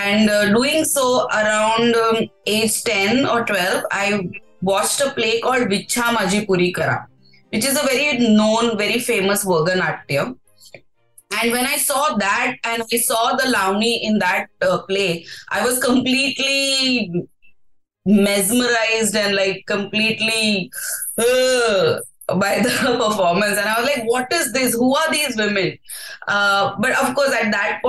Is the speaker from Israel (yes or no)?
no; Mumbai, Maharashtra, India; I'm from Bombay